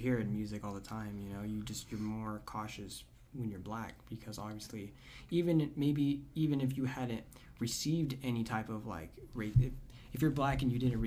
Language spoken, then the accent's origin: English; Orosi, California, United States; I grew up in Orosi, California